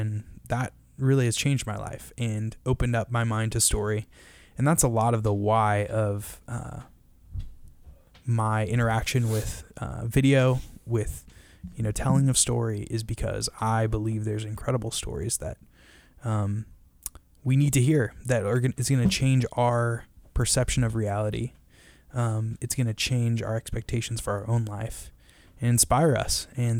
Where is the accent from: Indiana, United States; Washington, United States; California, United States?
Washington, United States; Shoreline; I grew up in Shoreline, Washington, and was a terrible student.